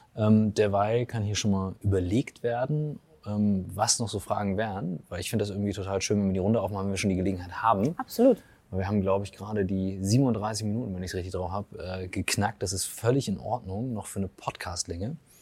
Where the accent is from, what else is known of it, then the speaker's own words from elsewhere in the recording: Germany; ich als Deutscher aufwachse